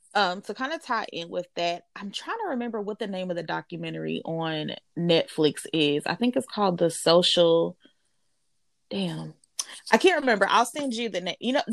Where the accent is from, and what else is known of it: United States